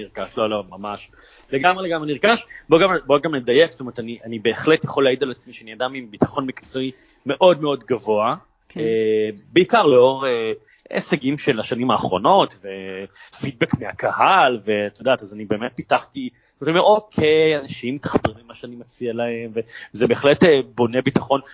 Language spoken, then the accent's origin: Hebrew; Israel; המסירות שלנו, היצירתיות שלנו כישראלים